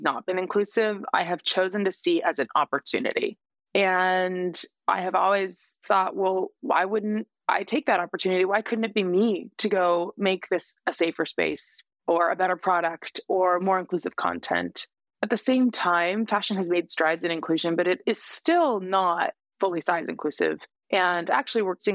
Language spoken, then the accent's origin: English; Canada; moved away as an adult; now in United States; as a Canadian who moved to the States